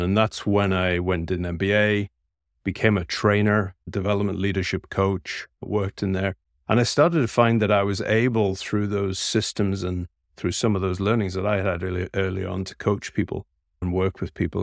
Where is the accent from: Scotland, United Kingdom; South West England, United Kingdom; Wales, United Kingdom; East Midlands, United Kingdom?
Scotland, United Kingdom; I'm a Scotsman by birth